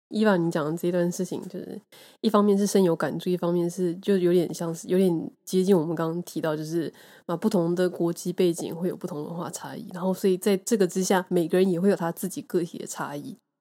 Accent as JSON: {"language": "Chinese", "country": "Taiwan", "moved": "yes", "lives_now": "Japan", "said": "让在海外的我们会觉得说，你知道，台湾真的是一个很棒的地方"}